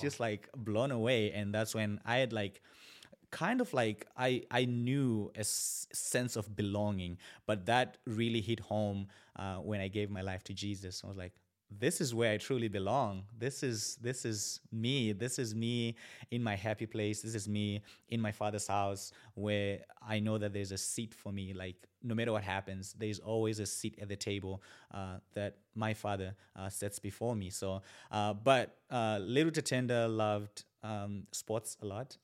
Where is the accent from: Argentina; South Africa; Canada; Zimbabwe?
Zimbabwe; moved away as an adult; also born or lived in China; now in Bismarck, United States; born and raised in Zimbabwe.